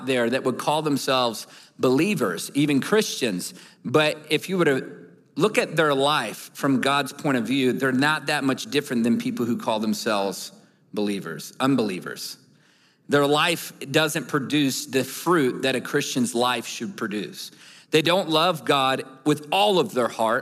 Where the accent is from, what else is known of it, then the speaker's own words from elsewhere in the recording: Newport News, Virginia, United States; moved away; I'm from Newport News, Virginia